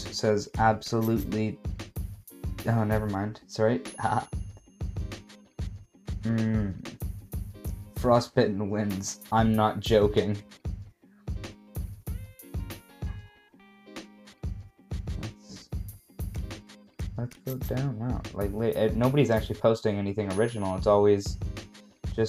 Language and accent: English; Canada; I'm from Canada.